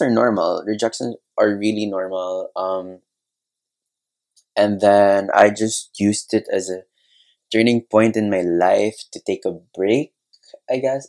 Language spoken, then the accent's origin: English; Cebu City, Central Visayas, Philippines; also born or lived in Manila; I'm from Cebu. I studied art school in Manila